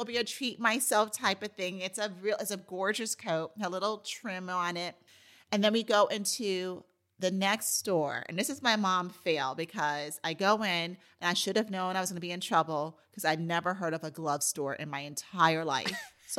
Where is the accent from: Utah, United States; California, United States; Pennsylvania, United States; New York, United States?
New York, United States; New York City; and I grew up in New York City.